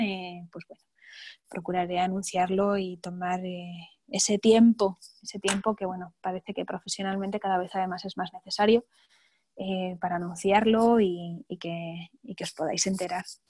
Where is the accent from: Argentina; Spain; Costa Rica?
Spain; also born or lived in New York; siendo un pintor español